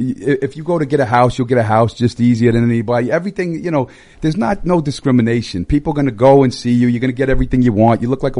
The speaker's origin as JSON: {"language": "English", "area": "Long Island, Suffolk County", "region": "New York", "country": "United States", "said": "I'm from Long Island. Suffolk"}